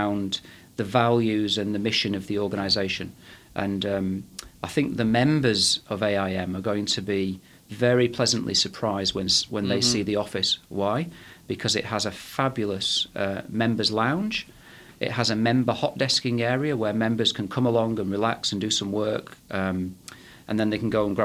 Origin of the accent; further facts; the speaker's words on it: Manchester, North West England, United Kingdom; I was born in, as you can probably tell from my accent, I was born in Manchester in England